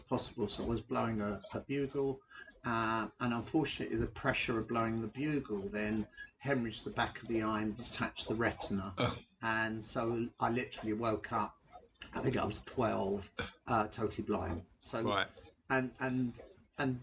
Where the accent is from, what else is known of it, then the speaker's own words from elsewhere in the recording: London, United Kingdom; I was born and brought up in Hackney in North London